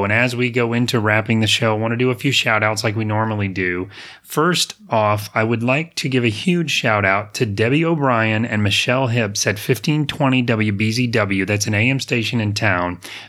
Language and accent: English; Apopka, Florida, United States; I grew up in Apopka. My parents were in the nursery business.